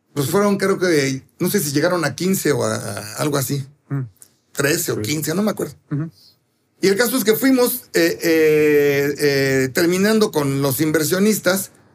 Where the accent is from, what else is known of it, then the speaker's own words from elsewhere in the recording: Mexico City, Mexico; yo nací ahí y nunca le he dicho Polanquito. Ya tengo 63 años